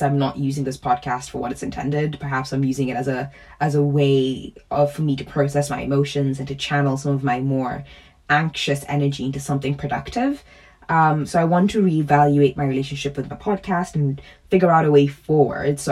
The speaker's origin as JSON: {"language": "English", "country": "Kenya", "said": "as a Kenyan"}